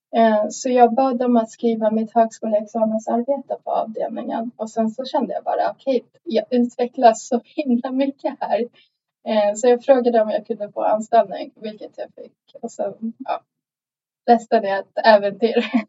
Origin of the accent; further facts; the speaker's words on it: Sweden; now in Stockholm, Sweden; jag kom till Sverige när jag var sju år gammal